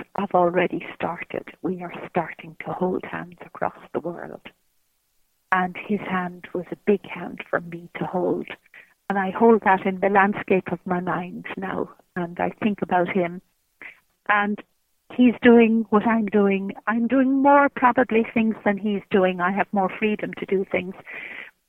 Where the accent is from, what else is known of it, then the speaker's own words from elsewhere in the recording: Ireland; I'm an Irish woman, and I look upon myself as an Irish woman.